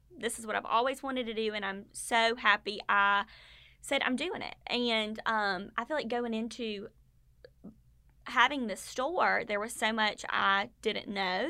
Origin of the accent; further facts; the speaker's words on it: Statesboro, Georgia, United States; I grew up in Statesboro. I went to high school and college here